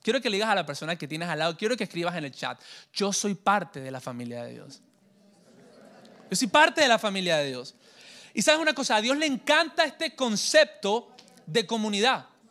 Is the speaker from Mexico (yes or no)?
no; Colombia; also born or lived in Santa Marta / Miami; Yo soy colombiano de nacimiento